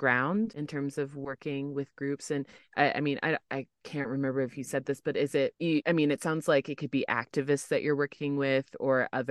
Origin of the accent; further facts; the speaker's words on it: United States; as an American